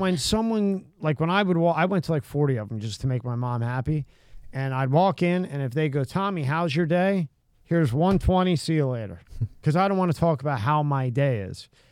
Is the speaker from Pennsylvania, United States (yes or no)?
yes; Pennsylvania, United States; I'm from Pennsylvania